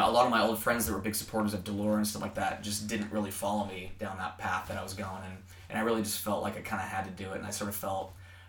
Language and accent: English; Seattle, Washington, United States; moved away; also born or lived in the South (US); being born and raised in Seattle